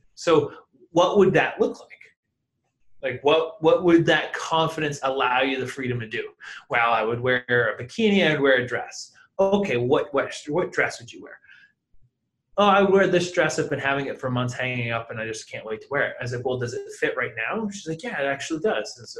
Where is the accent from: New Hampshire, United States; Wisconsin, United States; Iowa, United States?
New Hampshire, United States; also born or lived in Los Angeles; now in Dallas, United States; originally I'm from New Hampshire